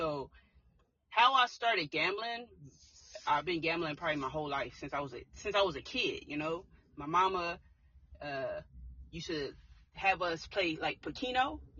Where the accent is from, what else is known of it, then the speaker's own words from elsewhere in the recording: Tulsa, Oklahoma, United States; I grew up in Tulsa, Oklahoma. Okay. And born and raised, still in Oklahoma.